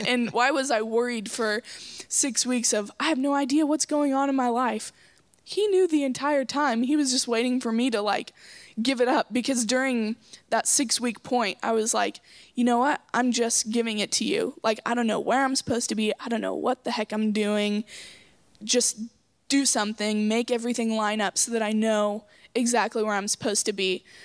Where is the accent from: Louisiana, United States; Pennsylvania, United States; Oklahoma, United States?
Oklahoma, United States; Coweta; I'm from Coweta, Oklahoma